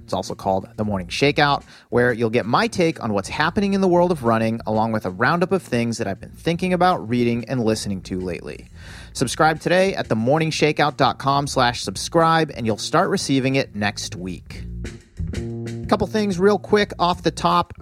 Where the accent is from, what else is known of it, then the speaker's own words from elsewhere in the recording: Massachusetts, United States; my home state of Massachusetts